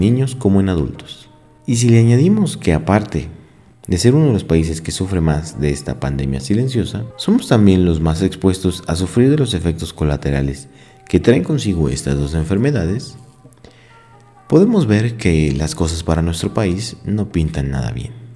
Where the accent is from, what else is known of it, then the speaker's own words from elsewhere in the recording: Mexico; nosotros como mexicanos